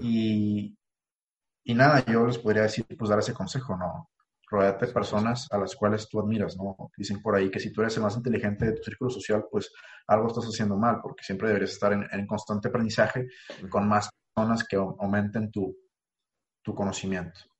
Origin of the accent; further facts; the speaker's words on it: Ensenada, Baja California, Mexico; moved away as an adult; now in Monterrey, Mexico; mi rancho, como yo le digo, mi ciudad natal